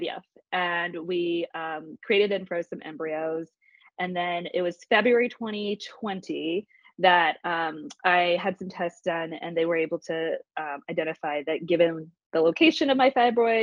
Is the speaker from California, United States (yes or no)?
no; Plano, Texas, United States; now in Austin, United States; I grew up in Plano, Texas, outside of Dallas